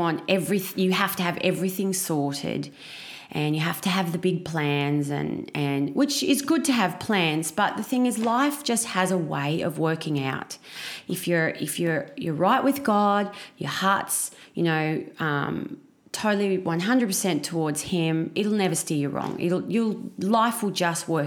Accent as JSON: {"language": "English", "town": "Batemans Bay", "region": "New South Wales", "country": "Australia", "tie": "born or raised there", "said": "I grew up in a very small country town. Well, not country, coastal town. Yeah. In New South Wales called Batemans Bay."}